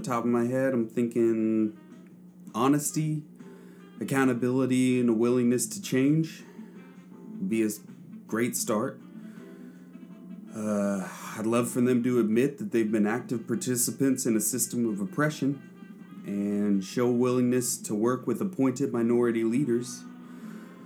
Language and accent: English; Oklahoma, United States; also born or lived in Suva, Fiji; now in Portland, United States; Growing up in Oklahoma, it's an area where there aren't a lot of brown people.